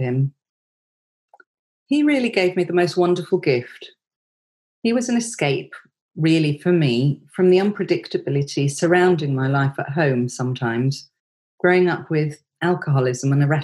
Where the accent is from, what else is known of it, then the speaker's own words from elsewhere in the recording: Surbiton, South East England, United Kingdom; I grew up in Surbiton in Surrey, in suburbia